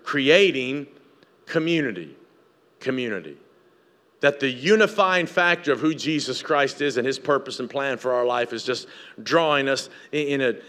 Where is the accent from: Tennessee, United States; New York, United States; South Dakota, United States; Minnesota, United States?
Tennessee, United States; moved away; I grew up in Tennessee.